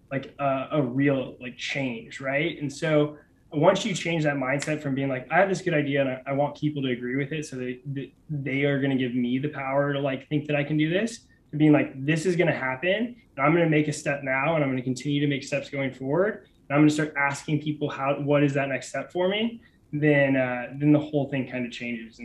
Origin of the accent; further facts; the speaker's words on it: Kansas City, Missouri, United States; moved away; I'm from Kansas City originally